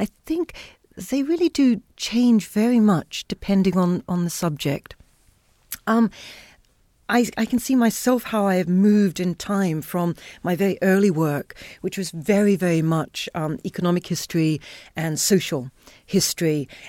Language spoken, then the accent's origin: English; Haiti; also born or lived in Zambia / Solomon Islands; growing up in Zambia, Chincarta, growing up in Solomon Islands, and then Haiti for most of my childhood, much of my childhood